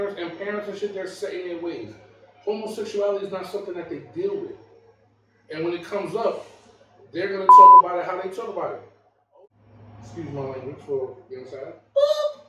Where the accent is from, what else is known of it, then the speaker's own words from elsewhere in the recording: Jamaica; Me being Jamaican. I was raised by old school Jamaican Christians